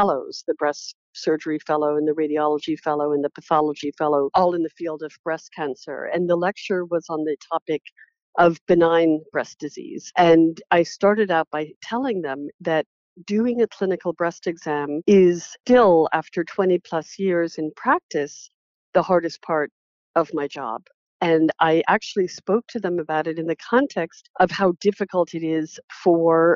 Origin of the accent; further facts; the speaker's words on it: New York City, New York, United States; I grew up in New York City, not far from the hospital.